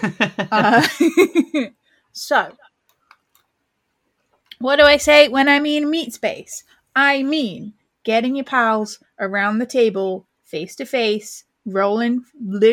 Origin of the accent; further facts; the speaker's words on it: United Kingdom; We're British